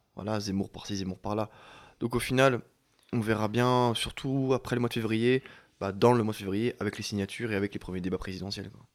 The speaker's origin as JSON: {"language": "French", "town": "Chalon-sur-Saône", "region": "Bourgogne-Franche-Comté", "country": "France", "said": "je viens de Chalon"}